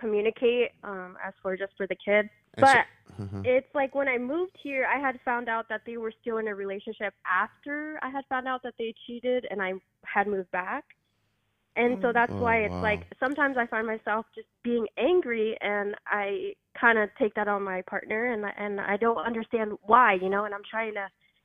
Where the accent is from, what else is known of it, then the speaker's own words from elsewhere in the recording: Oregon, United States; moved away as an adult; also born or lived in Washington; So I had moved to Washington. I'm from Oregon originally